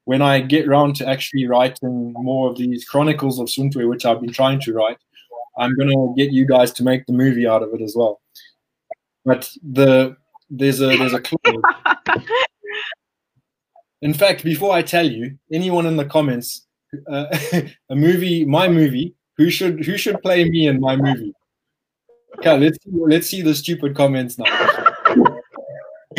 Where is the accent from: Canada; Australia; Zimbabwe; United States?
Zimbabwe; we're not South African. We are Zimbabwean.